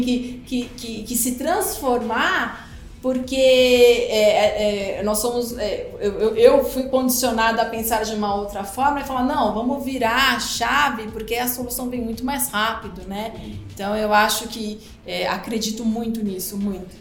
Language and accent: Portuguese; Brazil; nossa cultura aqui, enquanto brasileiros